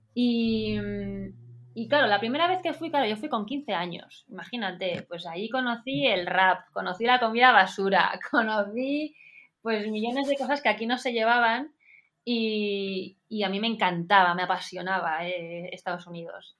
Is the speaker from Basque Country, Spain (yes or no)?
no; Pamplona, Navarre, Spain; moved away as an adult; also born or lived in San Diego, United States; now in Madrid, Spain; Yo voy a hablar de mi tierra también